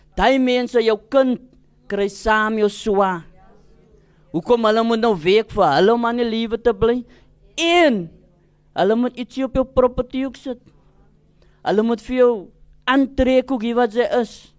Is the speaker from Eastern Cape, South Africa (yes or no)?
no; Cape Town, Western Cape, South Africa; ek is gebore in die Kaap